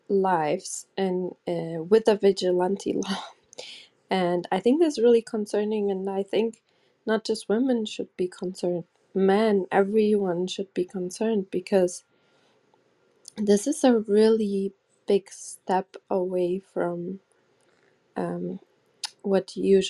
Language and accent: English; Germany; English is a second language; I grew up in Germany. There was still East Germany with the Stasi